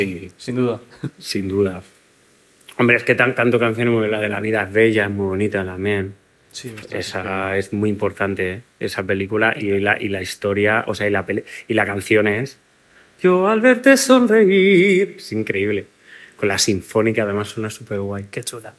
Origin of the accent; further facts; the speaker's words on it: Alcalá de Henares, Community of Madrid, Spain; En Alcalá de Henares, que es mi tierra